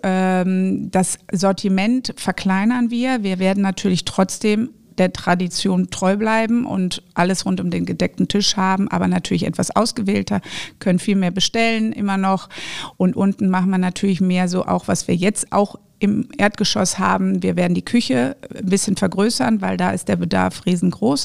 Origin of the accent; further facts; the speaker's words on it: Düsseldorf, North Rhine-Westphalia, Germany; Die ersten sieben Jahre meines Lebens habe ich auf der Kö gelebt, was ich seit 20 Jahren wieder tue